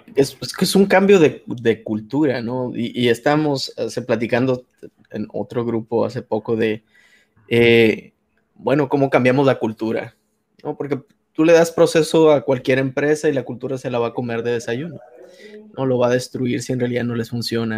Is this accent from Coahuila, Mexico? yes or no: no; Hermosillo, Sonora, Mexico; de Hermosillo